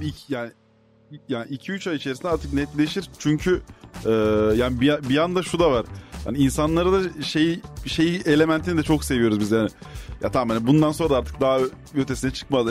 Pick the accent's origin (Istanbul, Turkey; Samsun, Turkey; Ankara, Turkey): Ankara, Turkey; also born or lived in Prague; biz Ankaralıyız ikimiz de. Ee, aynı mahallede, aynı semtte.